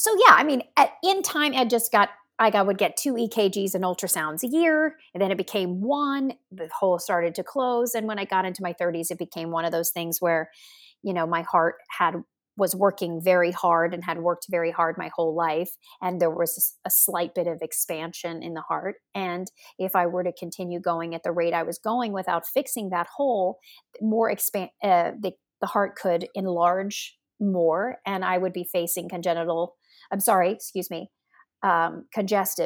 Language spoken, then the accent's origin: English; Kentucky, United States; also born or lived in Ohio; I was born in Ohio, even though I was raised in Kentucky, and I was born near Cleveland